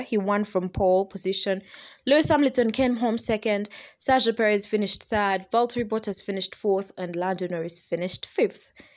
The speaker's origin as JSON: {"language": "English", "town": "Kampala", "region": "Central Region", "country": "Uganda", "said": "I am from Uganda, I'm from Kampala, Uganda"}